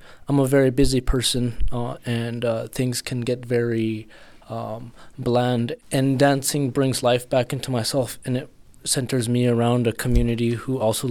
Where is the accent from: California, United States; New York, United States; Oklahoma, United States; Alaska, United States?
Alaska, United States; Chevak; also born or lived in Tununak, Alaska / Bethel, Alaska; I'm from Chivak and Tununuk.